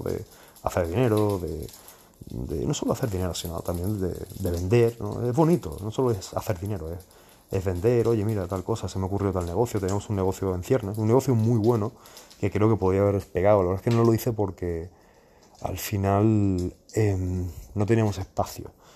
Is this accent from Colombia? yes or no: no; Spain; moved away; yo también soy español